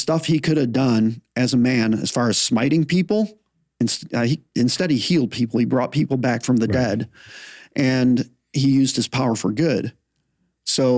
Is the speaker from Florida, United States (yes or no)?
no; Flint, Michigan, United States; moved away; the church I grew up in Flint, Michigan